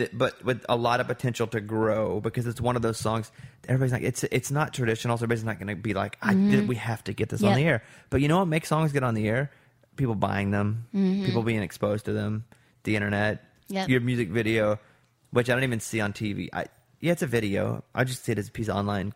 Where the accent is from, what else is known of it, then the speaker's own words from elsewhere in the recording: Arkansas, United States; I grew up in Arkansas